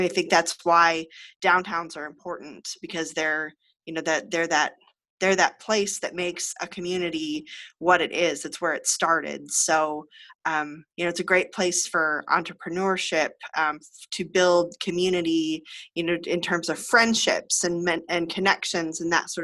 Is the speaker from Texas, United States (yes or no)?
no; Illinois, United States; moved away as an adult; Illinois, where I'm from